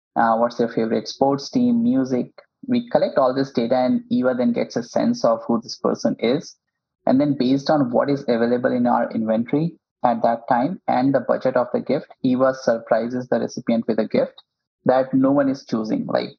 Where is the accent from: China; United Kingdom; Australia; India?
India; English is a second language; now in United States; when I moved to Silicon Valley from India, the biggest challenge for me and my other co-founder was, you know, how to build relationships.